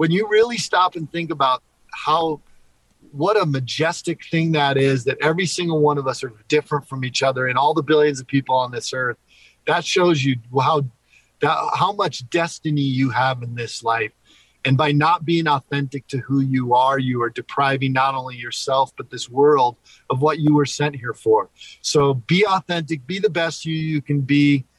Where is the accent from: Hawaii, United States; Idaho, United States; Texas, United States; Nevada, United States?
Hawaii, United States; also born or lived in Philippines / Panama; I love the beach. I was born and raised in Hawaii, Philippines, Panama.